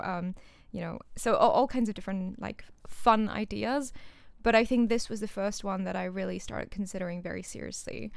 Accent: Singapore; moved away as an adult; also born or lived in India; now in United Kingdom; I was born in India, but I moved to Singapore, um, which is a country and a city mm-hmm. um, in, uh, Southeast Asia at the age of 2

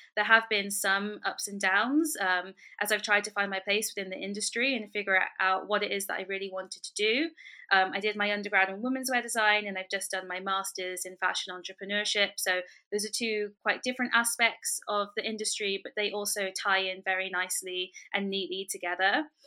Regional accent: London, United Kingdom; I was born and raised in London

